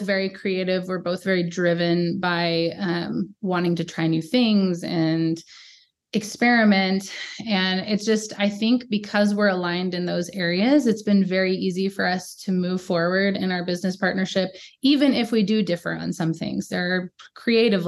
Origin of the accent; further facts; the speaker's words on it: Idaho, United States; also born or lived in Texas; now in Montana, United States; I moved from Texas to Idaho with my family